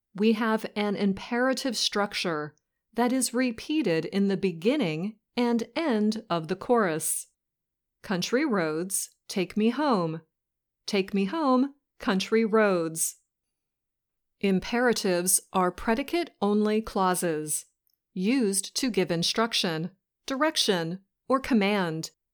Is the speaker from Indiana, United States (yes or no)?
no; West Virginia, United States; we're both from West Virginia